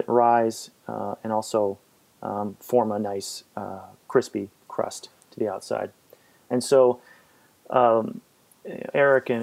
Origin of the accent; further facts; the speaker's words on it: Fairfield, Iowa, United States; moved away; I grew up in Fairfield